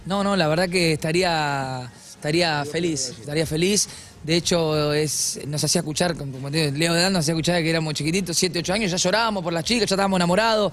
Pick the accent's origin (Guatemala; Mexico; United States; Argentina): Argentina; yo soy argentino hasta los huevos